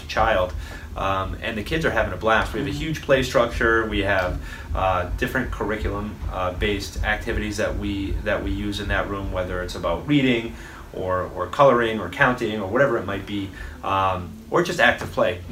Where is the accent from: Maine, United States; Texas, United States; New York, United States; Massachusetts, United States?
Massachusetts, United States; Fall River; also born or lived in Westport, Massachusetts; I grew up in Westport and Fall River, mm-hmm. Um, split time between both.